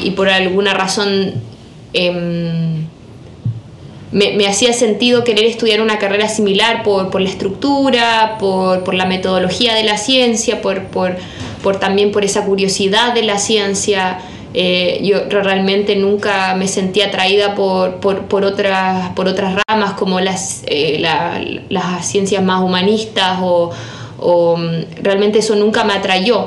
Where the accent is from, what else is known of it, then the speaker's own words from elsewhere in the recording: La Unión, Los Ríos, Chile; moved away as an adult; also born or lived in Germany; soy exalumna del Colegio Alemán de la Unión, yo soy de la generación 2016